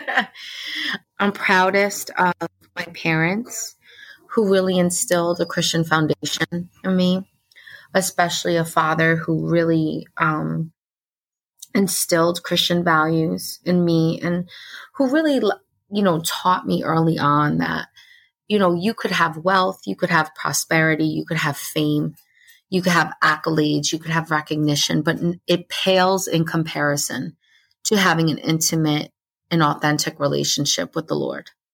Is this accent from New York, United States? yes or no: yes; Orange County, New York, United States; I grew up in Orange County, New York